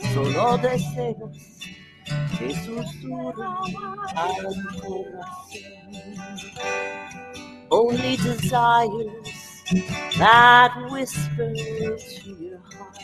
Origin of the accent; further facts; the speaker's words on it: Dallas, Texas, United States; I'm from Dallas